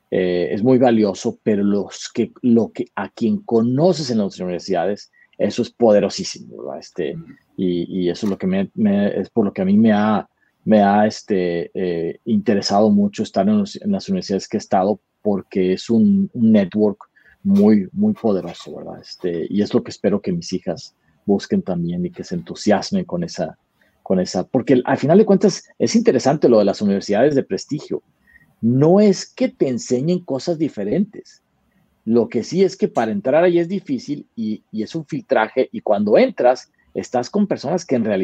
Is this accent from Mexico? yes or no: yes; Monterrey, Nuevo León, Mexico; moved away as an adult; now in Austin, United States; Pues soy eh, mexicano, primero que nada, este, eh, nacido en Monterrey y ya llevo más de 20 años en Estados Unidos. Este, yo estoy basado en la ciudad de Austin, Texas